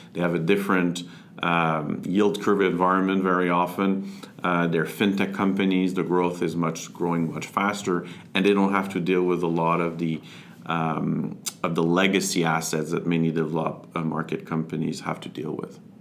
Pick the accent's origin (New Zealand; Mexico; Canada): Canada; Montreal, Quebec; I'm originally from Montreal. Uh, grew up here, went to school in French uh, in Montreal.